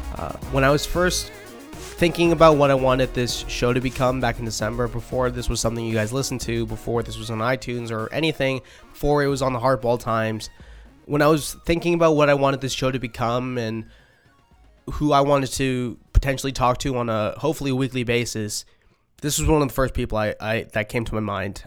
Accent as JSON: {"language": "English", "town": "Boston", "region": "Massachusetts", "country": "United States", "said": "I'm from Boston"}